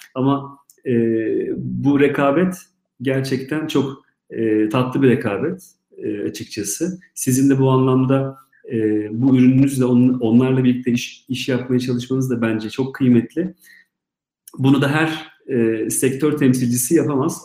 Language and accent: Turkish; Istanbul, Turkey; ben İstanbul'da doğdum